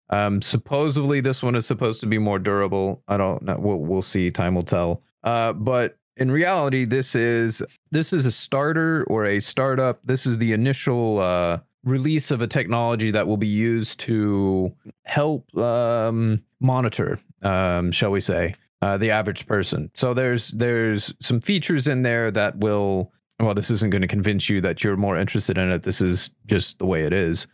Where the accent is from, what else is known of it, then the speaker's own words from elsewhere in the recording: United States; as an American.